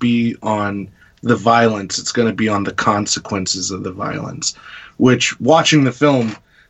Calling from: California, United States; I'm in California, so I got it at 8.

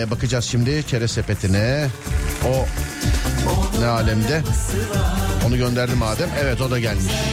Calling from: Istanbul, Turkey

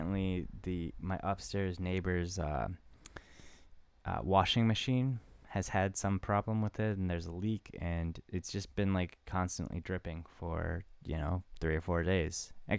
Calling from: Tokyo, Japan; I'm calling from Tokyo.

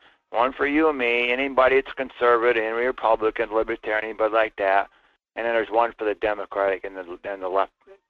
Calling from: Fairbanks, Alaska, United States; Hi, Michael. … from Fairbanks.

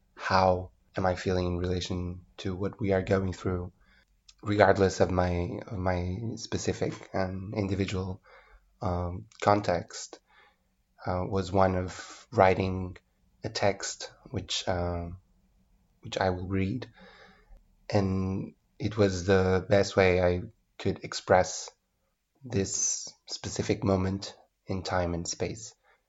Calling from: Porto, Norte, Portugal; and I'm speaking from Porto, Portugal.

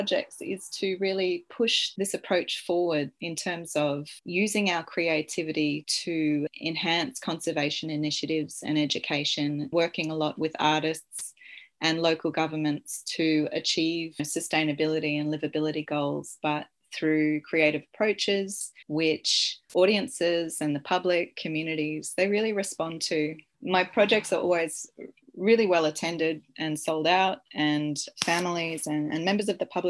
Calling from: Sunshine Coast, Queensland, Australia; I'm calling in from Cabi Cabi Country on the Sunshine Coast

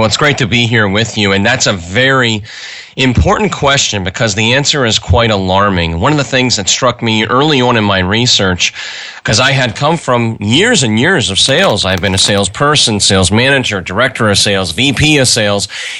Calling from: Minneapolis, Minnesota, United States; I am from Minneapolis, Minnesota.

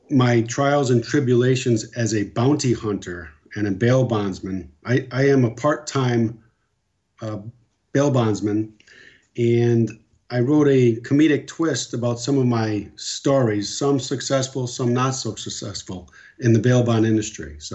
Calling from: Naples, Florida, United States; I'm in uh, the Naples area of Florida.

